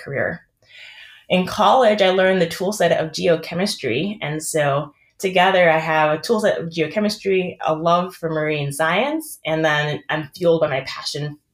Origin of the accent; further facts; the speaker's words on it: Cambridge, Massachusetts, United States; I am actually from Cambridge, Massachusetts